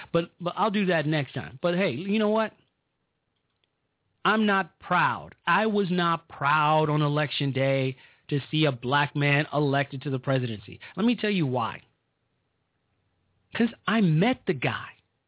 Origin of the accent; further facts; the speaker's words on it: Illinois, United States; my home state of Illinois.